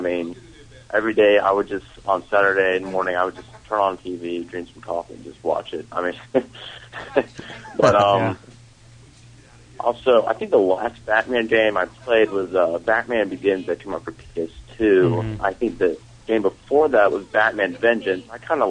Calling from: Los Angeles, California, United States; I'm calling from Los Angeles.

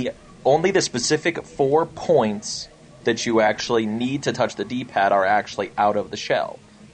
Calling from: Castle Rock, Colorado, United States; It's … in a snowy Castle Rock, Colorado right now.

